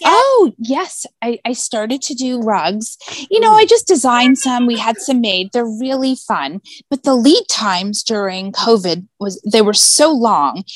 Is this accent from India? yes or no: no; La Jolla, California, United States; now in New York City, United States; I grew up in uh, a place called La Jolla, California.